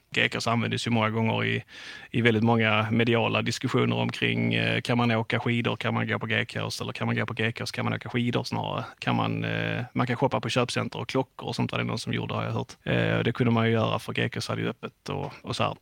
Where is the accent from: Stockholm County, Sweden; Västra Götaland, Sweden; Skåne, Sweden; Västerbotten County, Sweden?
Skåne, Sweden; accent: Scanian; moved away as an adult; now in Halmstad, Sweden; om det är någon som hör min dialekt så tänker jag att man inte tänker spontant att jag är en hallänning, utan jag är ju ganska mycket skåning